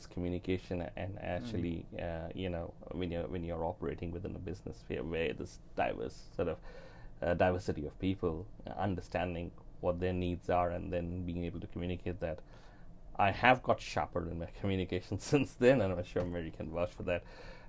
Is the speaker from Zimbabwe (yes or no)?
no; Fiji; now in New Zealand; I'm sort of from Fiji, I came across to New Zealand.